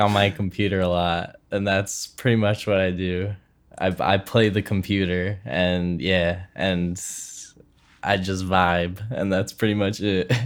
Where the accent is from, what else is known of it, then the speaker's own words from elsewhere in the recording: Philadelphia, Pennsylvania, United States; we're both from Philly